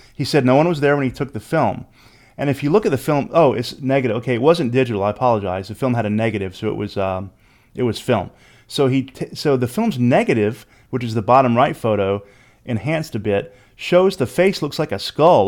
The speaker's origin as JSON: {"language": "English", "region": "Louisiana", "country": "United States", "said": "I'm from Louisiana"}